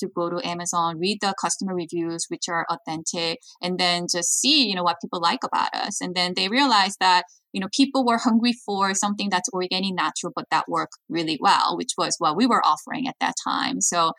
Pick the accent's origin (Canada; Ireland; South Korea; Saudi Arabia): South Korea; now in United States; And growing up in Korea, I watched like K-pop, Korean drama, Korean entertainment, and thought after I learned from the best practice in Hollywood, then I could revolutionize Korean entertainment business